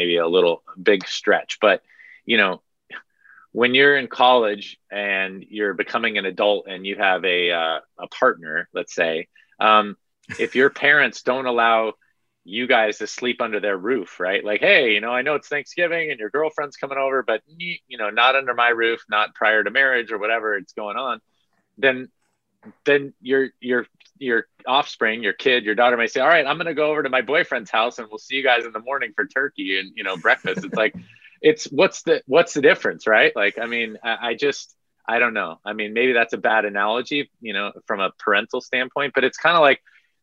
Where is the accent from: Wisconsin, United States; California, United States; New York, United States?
California, United States; Santa Clara County; I'm from Santa Clara County and that's where my mom lives